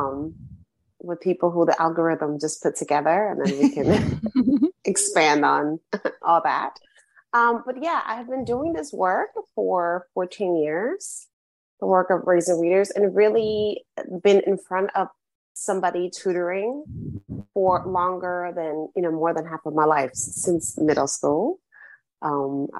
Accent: Puerto Rico; first language Spanish; English is a second language; my first language is Spanish

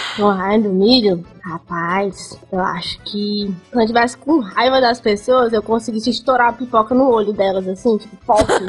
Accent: Fortaleza, Ceará, Brazil; also born or lived in Brasília; eu fui parida em Brasília, mas com dois anos eu vim aqui pra Fortaleza. E aí, né? Hum. Só, só, só, só, só sou do Ceará

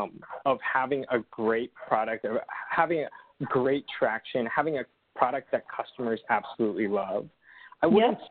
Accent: Los Angeles, California, United States; I grew up in Los Angeles

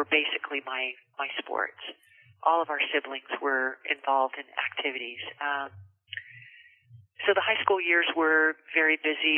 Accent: Visalia, California, United States; moved away as an adult; also born or lived in San Luis Obispo County, California; now in Grover Beach, United States; I grew up in Visalia, California, which is in the heart of California between Bakersfield and Fresno, an agricultural town.

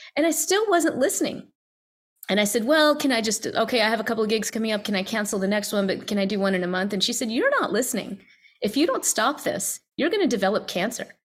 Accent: the South, United States; growing up as an Indian American, you know, first generation in the South

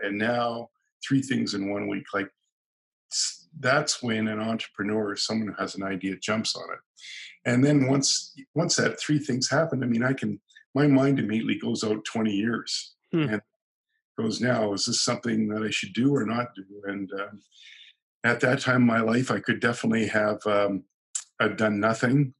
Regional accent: San Diego, California, United States; now in Canada; I was originally from California, San Diego, and living in Canada.

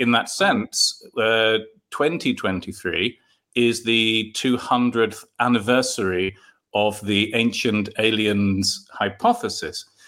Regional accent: London, United Kingdom; moved away; I collected Marvel comics in London. I'm from London originally.

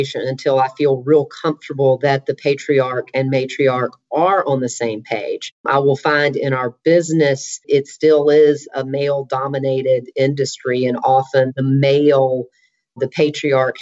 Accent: Alabama, United States; moved away as an adult; also born or lived in Nashville, Tennessee; now in Atlanta, United States; I am from Alabama

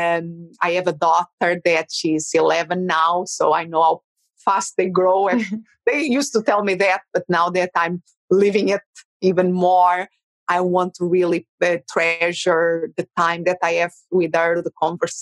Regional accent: Portugal; English is a second language; moved away as an adult; now in Phoenix, United States; And originally, I'm from Portugal.

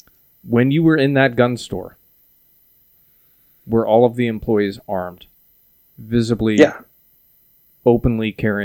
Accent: Austin, Texas, United States; I grew up here in Austin.

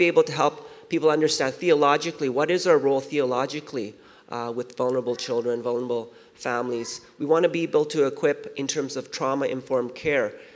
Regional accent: Vancouver, British Columbia, Canada; also born or lived in Seoul, South Korea / Winnipeg; I was born in Seoul, South Korea, and our family came out to Vancouver when I was 5. And when I was living in Vancouver

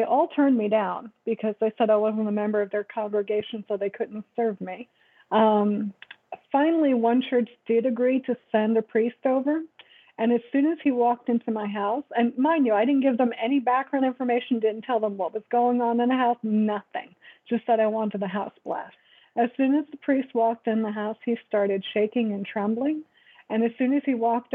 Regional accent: New York, United States; also born or lived in Florida / Alaska; now in Arizona, United States; I'm originally from New York. I've lived in Florida and Alaska and Arizona. Currently in Arizona

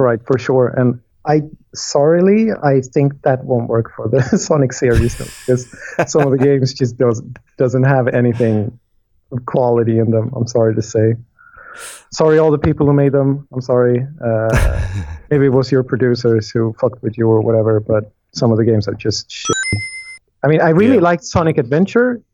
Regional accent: Sweden; we come from Sweden

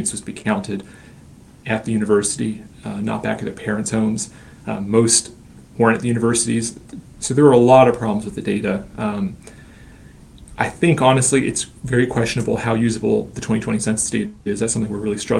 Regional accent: Bath-Highland county border, Virginia, United States; I grew up over on the Bath Highland border

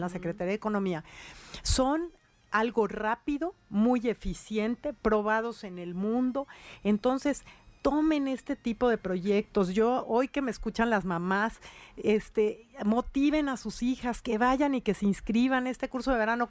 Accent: Puebla, Mexico; como mujer y como servidora pública y como poblana

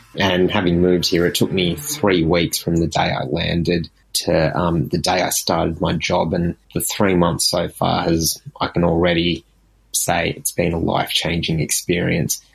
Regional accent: Sydney, New South Wales, Australia; moved away as an adult; now in London, United Kingdom; I'm originally from Sydney, Australia. I live in London now

